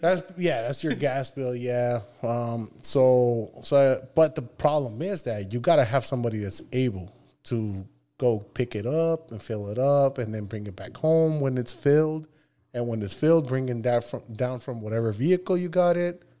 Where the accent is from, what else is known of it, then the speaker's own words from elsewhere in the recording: Nogales, Sonora, Mexico; moved away; also born or lived in Tucson, Arizona; I was born here in, in, uh, Tucson, Arizona, but I was raised in Nogales, Sonora.